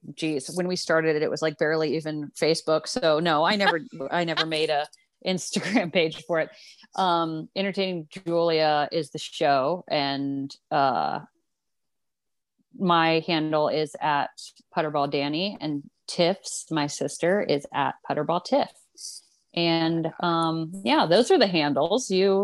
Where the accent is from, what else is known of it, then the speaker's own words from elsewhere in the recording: Ohio, United States; born there; I claim Chicago. My family's from there originally off the Italian boat. I was born in Ohio, but I don't really I don't really claim Ohio anymore, you know.